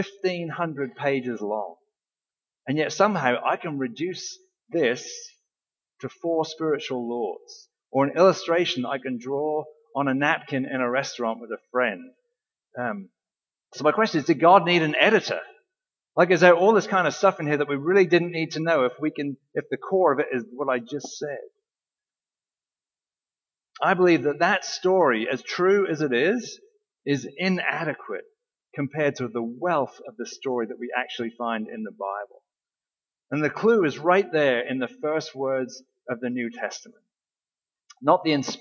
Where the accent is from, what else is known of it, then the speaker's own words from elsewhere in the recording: England, United Kingdom; moved away; my experience growing up in England